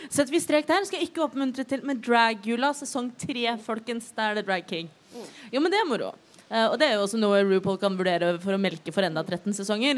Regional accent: Oslo, Norway; Jeg er født og oppvokst i Oslo

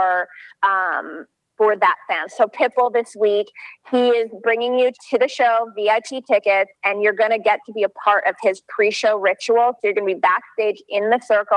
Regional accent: Canada; I grew up in Canada.

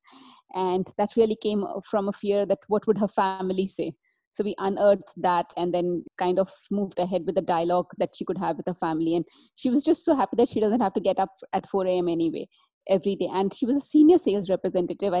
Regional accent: India; As I was growing up in India 20, 30 years back

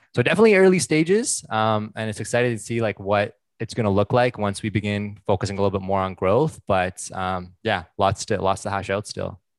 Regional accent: Ottawa, Ontario, Canada; moved away as an adult; now in Vancouver, Canada; born and raised in Ottawa, currently based out of Vancouver.

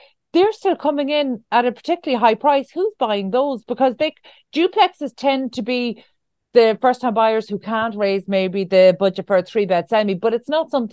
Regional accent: Ireland; as Irish people

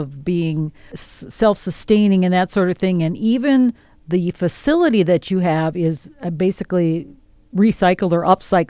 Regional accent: Amery, Wisconsin, United States; You're all from Amery, Wisconsin, which is, of course, my hometown.

